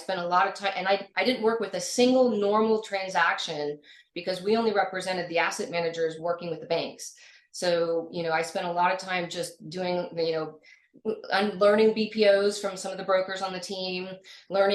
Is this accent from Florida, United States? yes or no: yes; Florida, United States; moved away as an adult; also born or lived in North Carolina / New Orleans; I grew up in Florida